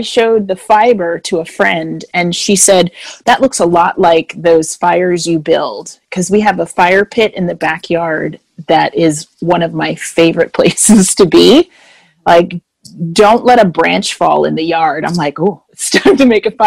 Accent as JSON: {"language": "English", "country": "Jamaica", "also_born_or_lived": "Winnipeg, Manitoba, Canada", "moved": "yes", "lives_now": "Florida, United States", "said": "I am originally from Jamaica, and I'm a passport-carrying Canadian."}